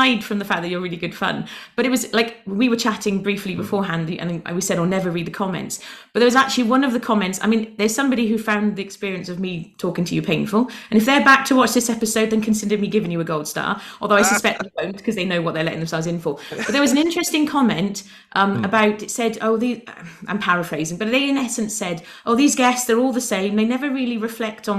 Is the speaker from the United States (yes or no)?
no; United Kingdom; I'm British